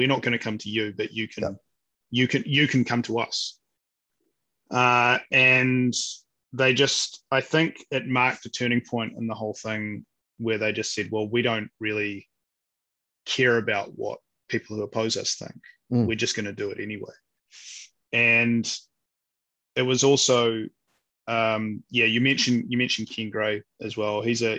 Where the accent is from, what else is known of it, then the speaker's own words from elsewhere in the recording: New Zealand; I couldn't imagine what it would be like to ever go somewhere and try and hide the fact that I'm a New Zealander.